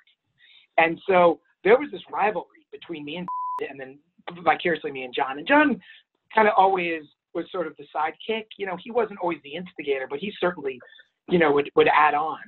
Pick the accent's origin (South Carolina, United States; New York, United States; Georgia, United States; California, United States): New York, United States; New York City; I grew up in Manhattan.